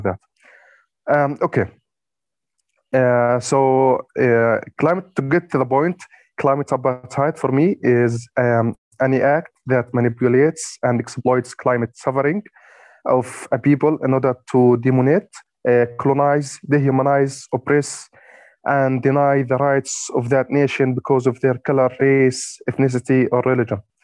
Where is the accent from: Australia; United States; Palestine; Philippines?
Palestine; Gaza, Gaza Strip; I'm from Gaza